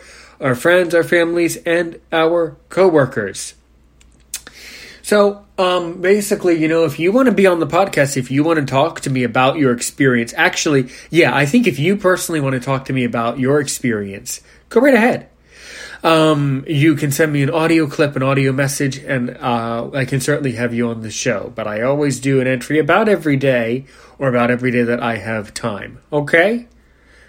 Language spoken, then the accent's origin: English; United States; I was born in the USA. Thank God I'm American